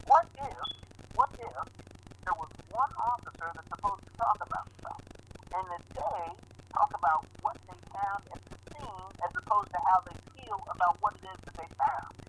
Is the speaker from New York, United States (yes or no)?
no; Georgia, United States; also born or lived in South Carolina; I grew up in Georgia. I um my family from my family's from South Carolina, so I, I'm I'm well aware of the attitudes um, of, of, of my home state and the region in general.